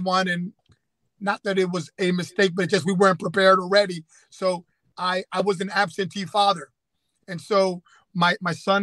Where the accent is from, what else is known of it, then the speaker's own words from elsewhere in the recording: Camden, New Jersey, United States; we were both growing up in the Camden area